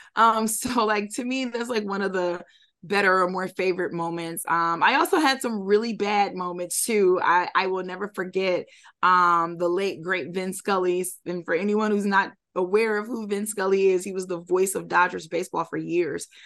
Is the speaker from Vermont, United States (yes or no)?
no; Detroit, Michigan, United States; I'm from Detroit